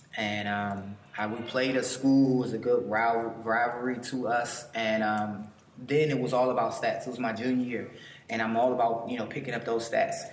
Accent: Washington, District of Columbia, United States; I'm from Washington D.C.

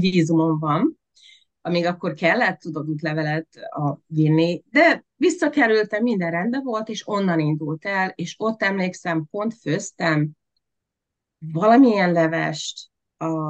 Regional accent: Veszprém, Veszprém County, Hungary; born or raised there; moved away as an adult; also born or lived in Budapest; now in United States

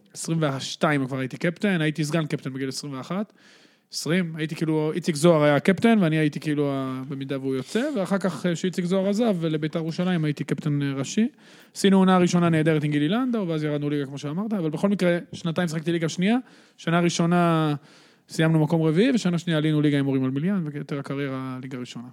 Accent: Netanya, Central District, Israel; אני גדלתי בשכונת בן ציון בנתניה

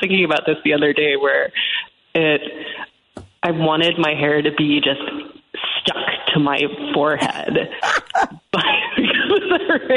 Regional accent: Portland, Oregon, United States; I grew up in Portland, Oregon.

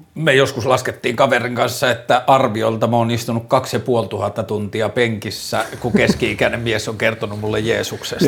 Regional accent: Torne River valley, Lapland, Finland; tässä oltiin ensinnäkin siellä, missä mä oon syntynyt, että tässä oltiin niin kuin, tai no siitä tietenkin vähän ylöspäin, mutta kuitenkin Torniojoen varressa

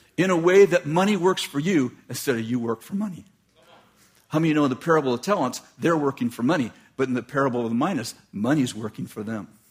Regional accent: United States; I grew up in American poverty

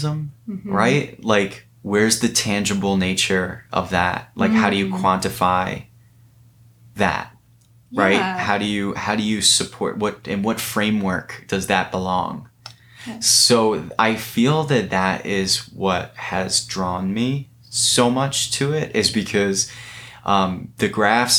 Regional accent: Rockland County, New York, United States; I was born in Rockland County and lived there for many years

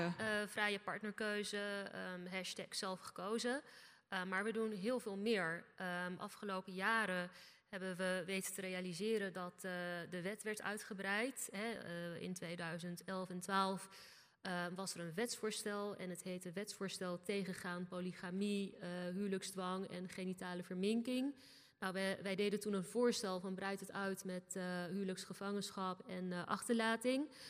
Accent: Rotterdam, South Holland, Netherlands; Rotterdam. Mijn hometown

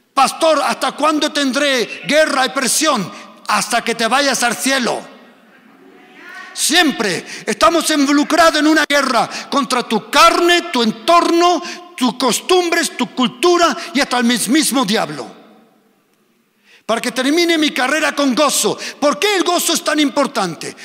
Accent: Germany; also born or lived in Spain; yo soy español, pero me he crecido en Alemania

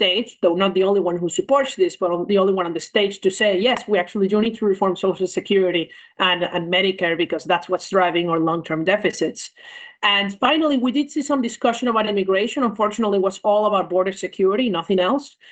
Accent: Venezuela; moved away as an adult; now in New York City, United States; I'm originally from Venezuela

